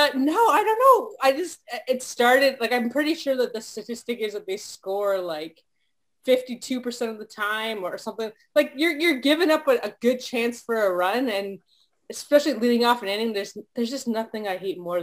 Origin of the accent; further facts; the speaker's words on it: East Coast, Atlantic Canada, Canada; I am from the East Coast, so I actually grew up a like diehard Expos fan